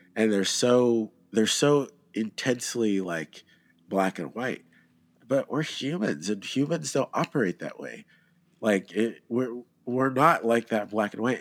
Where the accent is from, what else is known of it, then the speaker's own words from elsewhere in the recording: Georgia, United States; I'm from Georgia